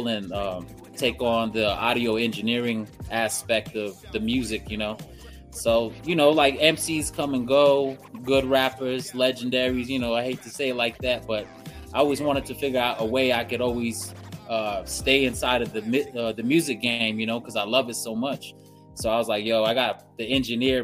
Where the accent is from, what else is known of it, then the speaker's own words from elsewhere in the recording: Jicarilla Apache Nation, northern New Mexico, United States; moved away; also born or lived in Jemez Pueblo; I come from the Hickory Apache Nation on the north side of New Mexico